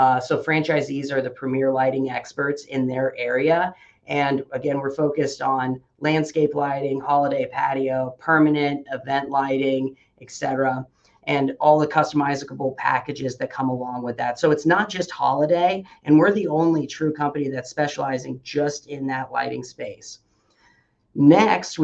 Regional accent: Midwest, United States; now in Omaha, United States; I grew up in the Midwest

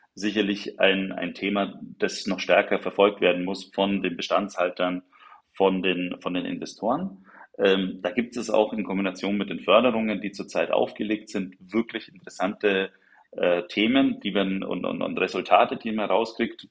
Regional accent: Nuremberg, Bavaria, Germany; für mich als gebürtigen Nürnberger bleibt, ist und bleibt Nürnberg natürlich die schönste Stadt der Welt

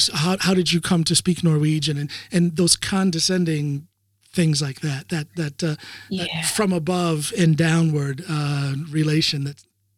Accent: United States; now in Norway; And so I tell them I'm from the United States.

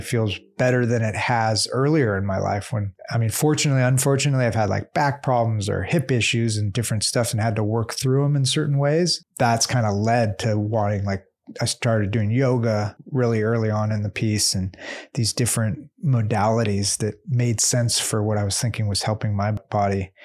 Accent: Southern California, United States; We're from Southern California

